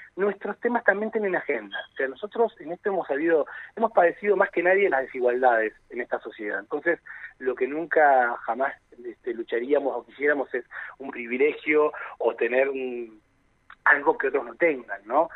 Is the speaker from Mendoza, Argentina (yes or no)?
no; Neuquén, Argentina; esto también nos llena de orgullo como argentinos y neuquinos, Argentina y Neuquén